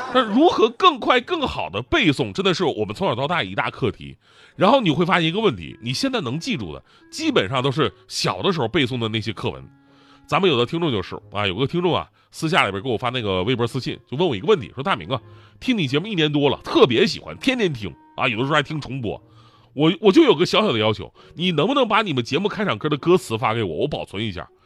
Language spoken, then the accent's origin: Chinese; China; 当然，我们是中国人啊